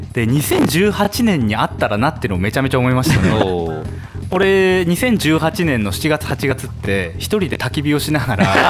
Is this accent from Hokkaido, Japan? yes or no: yes; Sapporo, Hokkaido, Japan; 生まれも育ちも札幌の三十歳